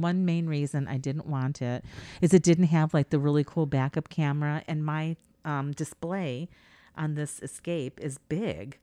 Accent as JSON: {"language": "English", "country": "United States", "said": "I'm such an American"}